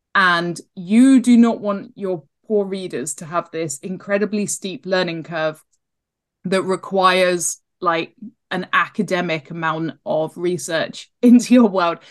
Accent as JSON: {"language": "English", "area": "Devon", "region": "South West England", "country": "United Kingdom", "tie": "born or raised there", "said": "I grew up in Devon on the edge of Dartmoor."}